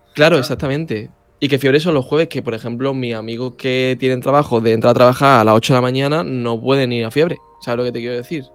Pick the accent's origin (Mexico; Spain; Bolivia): Spain; Málaga, Andalusia; yo de Málaga